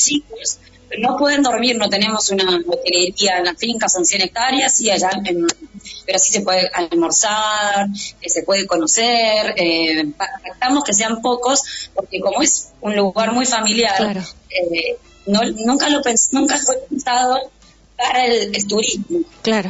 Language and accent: Spanish; Buenos Aires, Argentina; moved away; also born or lived in Mendoza; nosotros somos oriundos de Buenos Aires